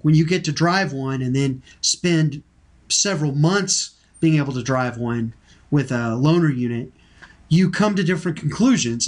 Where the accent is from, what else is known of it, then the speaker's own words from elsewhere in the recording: Texas, United States; I'm from Texas.